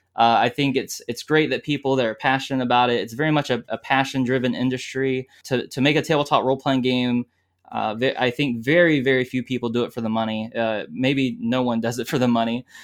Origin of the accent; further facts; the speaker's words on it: South Carolina, United States; I'm from South Carolina, and, uh, I gr, I was born and raised here.